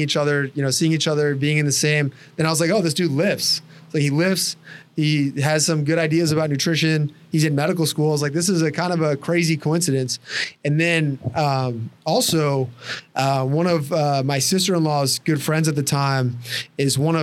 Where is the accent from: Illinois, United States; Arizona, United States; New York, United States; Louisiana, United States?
Illinois, United States; Chicago area; also born or lived in Indianapolis; I grew up like probably 20 miles from here.